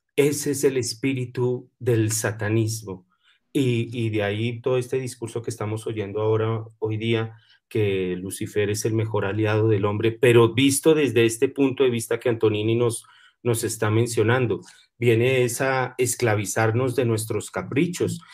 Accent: Colombia; yo soy colombiano y nosotros los colombianos

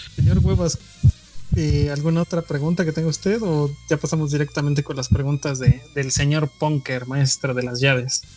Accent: Mexico; como mexicanos

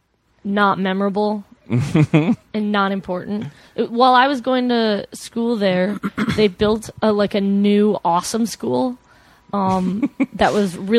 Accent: Flowery Branch, Georgia, United States; I grew up in a small town called Flowery Branch

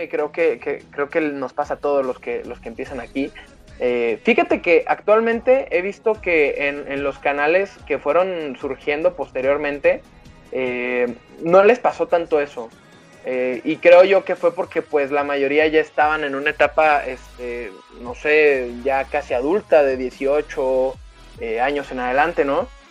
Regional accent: Arandas, Jalisco, Mexico; Aranda, que es mi tierra natal

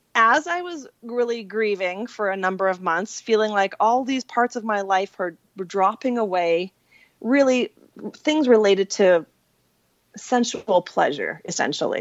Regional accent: Saskatchewan, Canada; moved away; I grew up in Saskatchewan.

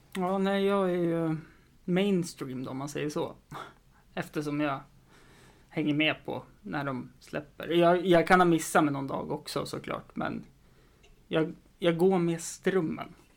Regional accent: Östersund, Jämtland, Sweden; jag har en väldigt stor kompisskara hemma i Östersund

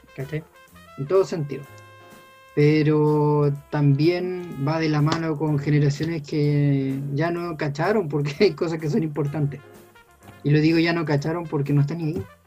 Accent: Chile; como chilenos

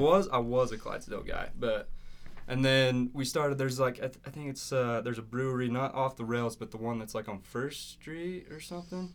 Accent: Dingle, Idaho, United States; I grew up in a little town called Dingle, actually, outside of Montpelier

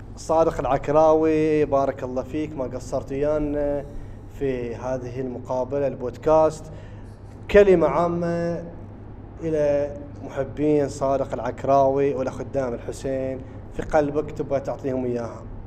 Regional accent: Bahrain; عندنا في البحرين

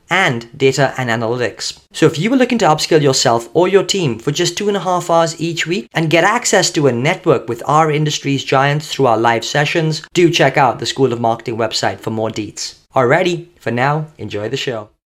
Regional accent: United Kingdom; I, I, kind of grew up, I wouldn't say near Blackpool, but uh, sort of just on the borders of England and Scotland

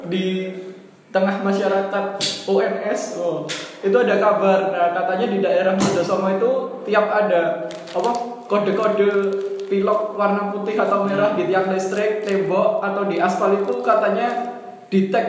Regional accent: Medan, North Sumatra, Indonesia; Oh, kampungku. Yang Medan gitu lah, ya Wisnu.

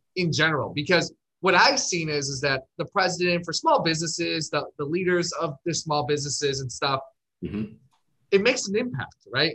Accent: Chicago, Illinois, United States; now in Scottsdale, United States; I'm from Chicago, but I live in Scottsdale

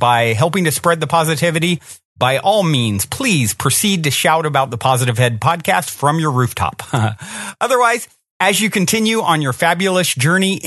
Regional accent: Virginia, United States; I grew up in Virginia

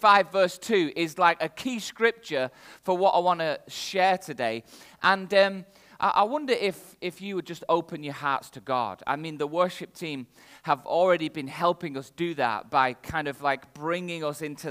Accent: the north of England, United Kingdom; accent: northern English; My accent is very clearly from the north of England

